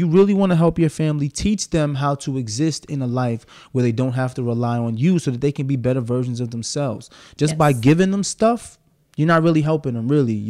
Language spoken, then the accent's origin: English; New York City, New York, United States; I'm from Brooklyn, so I say axe.